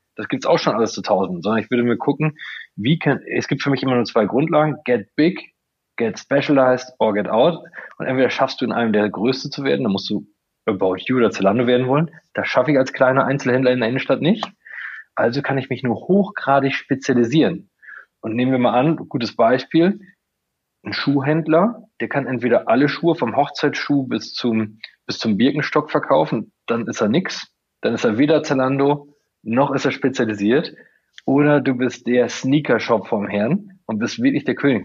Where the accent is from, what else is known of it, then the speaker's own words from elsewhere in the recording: Coesfeld, North Rhine-Westphalia, Germany; ich komme aus Coesfeld